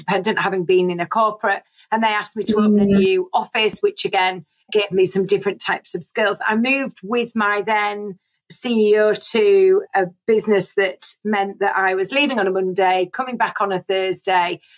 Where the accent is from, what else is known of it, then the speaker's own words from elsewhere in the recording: Scarborough, Yorkshire and the Humber, United Kingdom; moved away as an adult; also born or lived in Bradford / Leeds; I was born and bred in Scarborough and decided that I needed to leave and went off to Bradford University